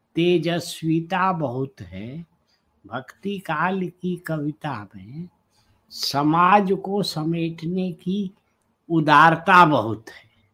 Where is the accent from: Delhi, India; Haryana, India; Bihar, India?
Bihar, India; Chhapra; also born or lived in Varanasi; जयप्रकाश जी मेरे जिले के थे छपरा के बिहार के